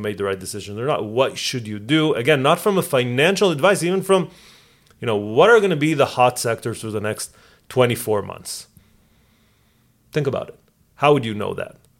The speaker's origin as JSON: {"language": "English", "country": "Israel", "tie": "born or raised there", "moved": "yes", "said": "I know Hebrew because I grew up in Israel. I know English because I live here"}